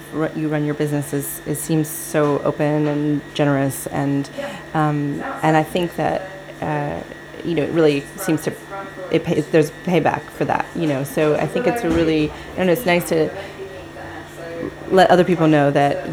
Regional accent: Northern California, United States; born or raised there; moved away

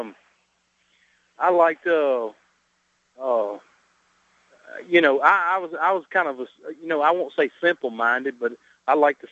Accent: the South, United States; I'm from the South

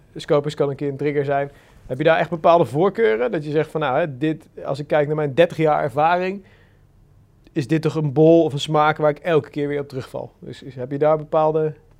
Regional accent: Randstad, Netherlands; bij ons in de Randstad

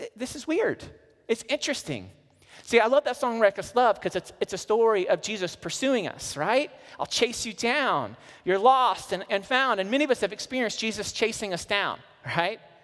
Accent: Missouri, United States; I'm from Missouri, I lived right on the Mississippi River

